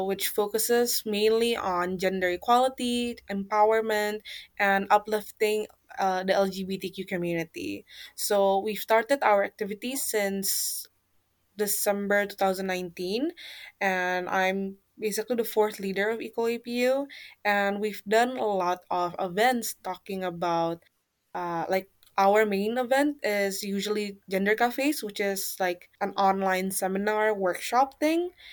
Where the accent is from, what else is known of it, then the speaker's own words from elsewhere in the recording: Jakarta, Indonesia; moved away as an adult; now in Japan; I come from Jakarta, the capital city of Indonesia